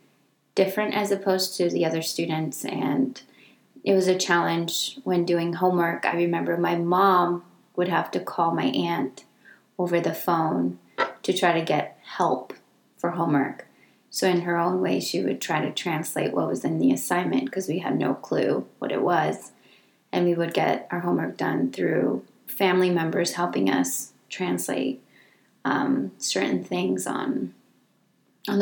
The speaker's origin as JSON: {"language": "English", "town": "Redwood City", "region": "California", "country": "United States", "tie": "born or raised there", "also_born_or_lived": "Tamazula, Jalisco, Mexico", "said": "I came to the United States along with my sister when I was 5 years old. And I've lived in the peninsula, Redwood City, California, ever since then."}